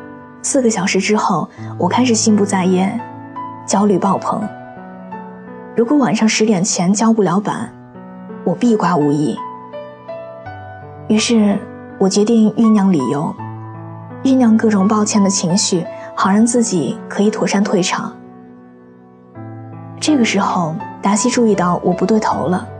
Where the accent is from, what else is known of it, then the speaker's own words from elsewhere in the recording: China; 十三个老外来自五湖四海，就我一个中国人。